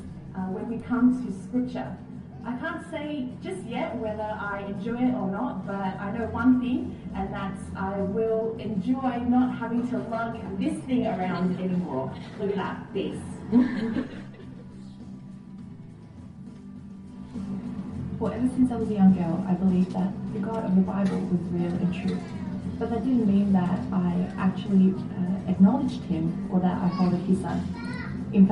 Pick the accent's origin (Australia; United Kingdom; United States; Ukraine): Australia; Sydney, New South Wales; I was born and raised in Sydney, and it's been my home for the past 29 years